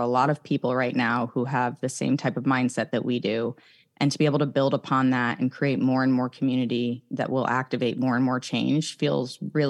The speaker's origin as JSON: {"language": "English", "region": "Northeast", "country": "United States", "tie": "born or raised there", "moved": "yes", "said": "who am I now that I've left really all the people and places that I know growing up on the East Coast in the Northeast."}